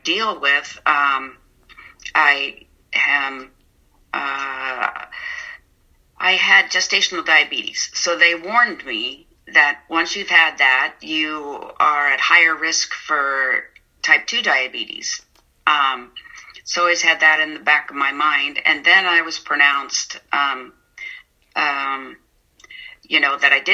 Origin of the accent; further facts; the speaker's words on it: San Mateo, California, United States; now in Portland, United States; I grew up in San Mateo